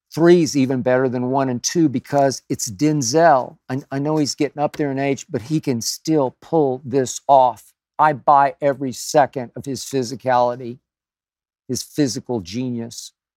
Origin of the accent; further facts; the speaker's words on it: Oklahoma, United States; moved away; my home state of Oklahoma